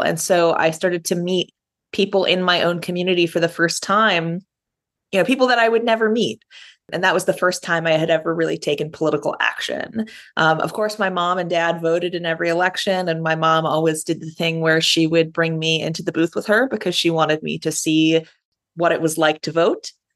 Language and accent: English; Rochester, New York, United States; now in New York City, United States; I grew up in Rochester, New York, the outermost borough. I live in New York City now